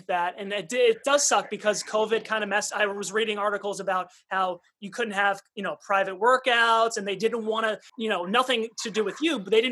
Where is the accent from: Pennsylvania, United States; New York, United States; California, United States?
New York, United States; Long Island; growing up on Long Island